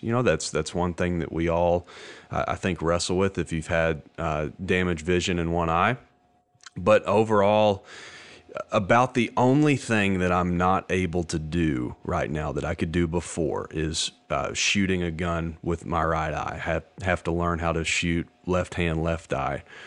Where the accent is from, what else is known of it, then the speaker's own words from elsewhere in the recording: Hot Springs, Arkansas, United States; I'm from Hot Springs, Arkansas